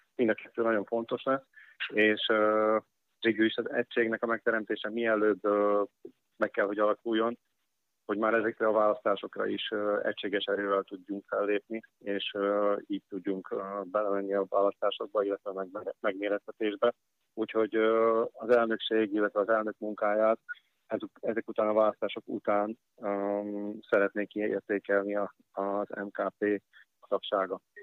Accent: Hungarians, southern Slovakia, Slovakia; magyarok vagyunk

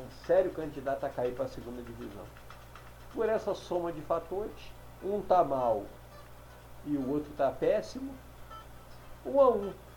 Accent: Brazil; nós somos brasileiros

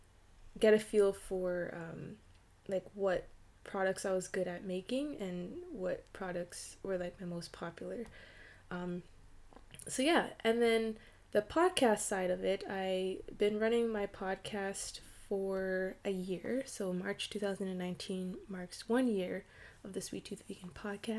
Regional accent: Canada; I'm Canadian, and I currently operate in the province of Ontario

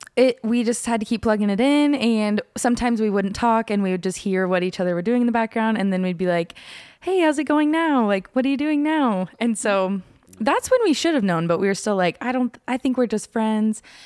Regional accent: Norman, Oklahoma, United States; now in Belding, Michigan, United States; I am from Norman, Oklahoma

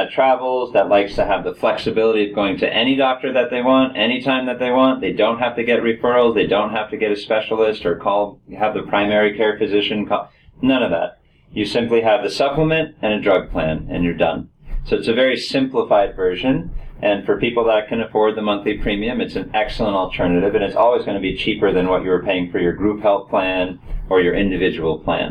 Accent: Palm Beach County, Florida, United States; also born or lived in Colorado; So I grew up here in Palm Beach County

